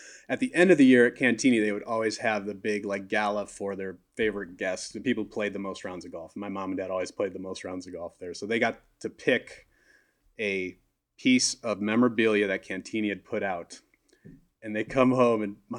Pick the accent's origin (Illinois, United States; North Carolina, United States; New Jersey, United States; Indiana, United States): Illinois, United States; Wheaton; moved away; I grew up in Wheaton, Illinois